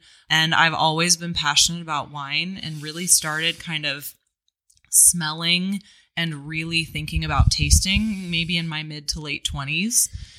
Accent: North Carolina, United States; moved away as an adult; also born or lived in Long Beach, California; now in Sonoma, United States; I was born in California and I'm an airline family. So at 8 years old, we moved to the East Coast. I mean, I pretty much grew up in North Carolina.

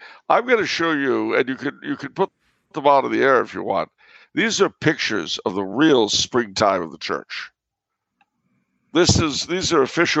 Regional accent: United States; moved away as an adult; As an American, and I understand this better living overseas now, as an American

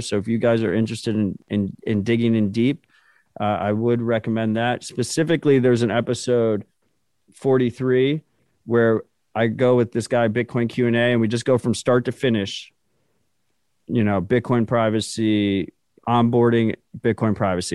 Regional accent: United States; I'm an American

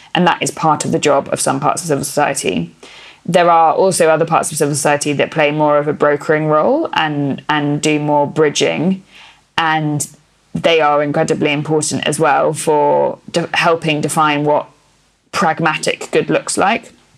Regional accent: England, United Kingdom; accent: BBC English; first language English; I have a kind of BBC English accent

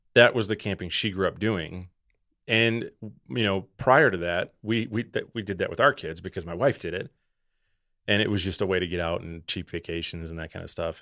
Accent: Wisconsin, United States; I'm, I'm from Wisconsin.

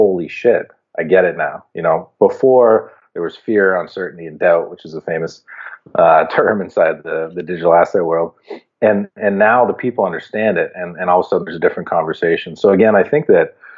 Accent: Canada; as a Canadian

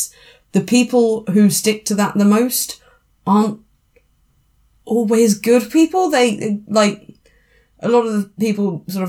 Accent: United Kingdom; I'm British

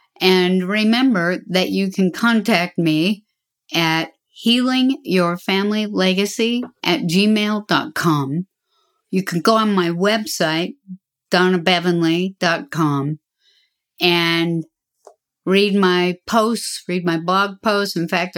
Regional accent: Utah, United States; moved away; that's my home state, and most of my relatives live there

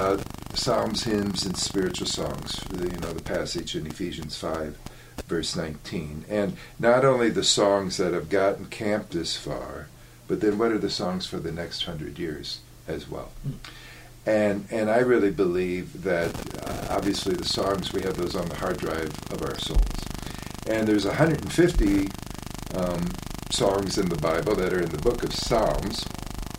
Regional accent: Fort Wayne, Indiana, United States; moved away; also born or lived in St. Louis; I grew up in Fort Wayne, Indiana

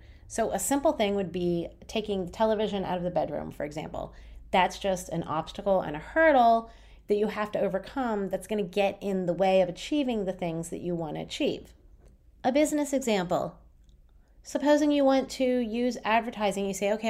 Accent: Berlin, Germany; from Berlin.

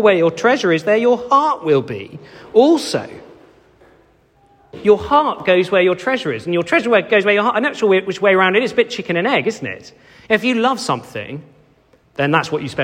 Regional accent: Cheltenham, South West England, United Kingdom; I grew up in Cheltenham

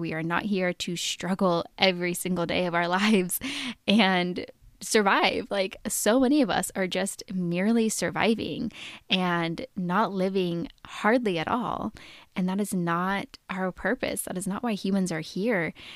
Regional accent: Oregon, United States; I was born and raised in Oregon, and I have lived there most of my adult life.

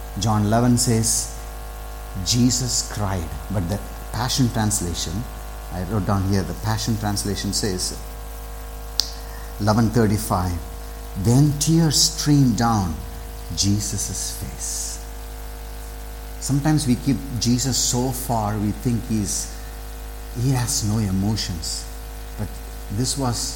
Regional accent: south of Tamil Nadu, India; I grew up in south of Tamil Nadu

